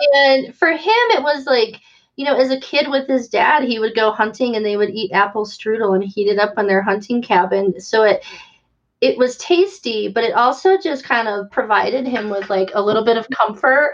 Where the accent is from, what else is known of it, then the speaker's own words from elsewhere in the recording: Valparaiso, Indiana, United States; my hometown of Valparaiso, mm. Indiana